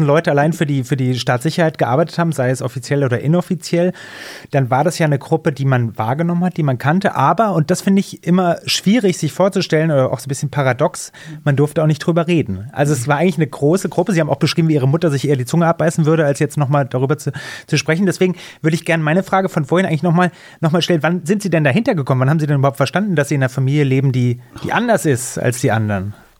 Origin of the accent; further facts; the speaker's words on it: West Germany, Germany; bin gebürtiger Wessi